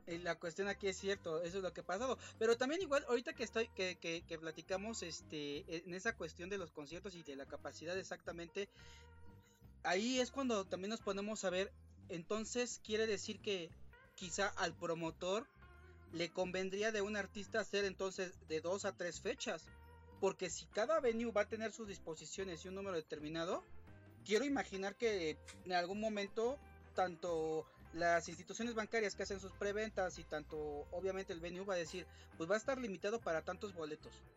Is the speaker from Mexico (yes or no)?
yes; Mexico; como público mexicano